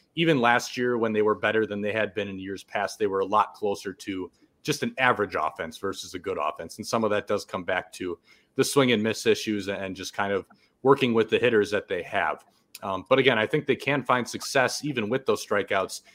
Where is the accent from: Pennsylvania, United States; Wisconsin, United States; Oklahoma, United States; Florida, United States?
Wisconsin, United States; about half an hour north of Milwaukee; born and raised in Wisconsin, about half an hour north of Milwaukee